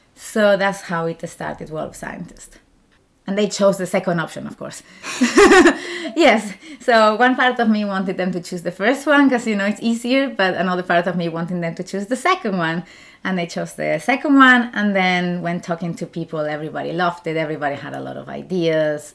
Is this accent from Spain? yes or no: yes; Spain; English is a second language; moved away as an adult; also born or lived in Germany; now in Zurich, Switzerland; I'm from Spain